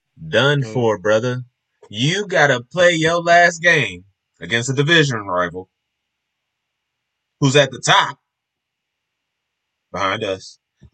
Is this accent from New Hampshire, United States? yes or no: no; Alabama, United States; I'm from Bama. We do this.